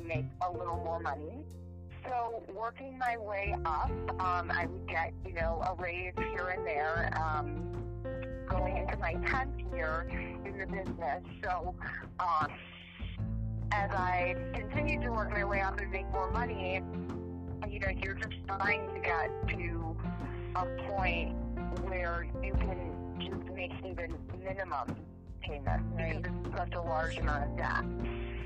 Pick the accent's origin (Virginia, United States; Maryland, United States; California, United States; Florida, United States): Virginia, United States; moved away as an adult; also born or lived in Tennessee; I'm from Virginia, so I went to school out of state